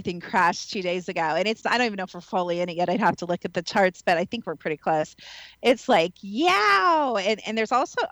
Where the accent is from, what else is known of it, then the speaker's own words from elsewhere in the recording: Midwest, United States; moved away; also born or lived in the South, United States; I'm also from the Midwest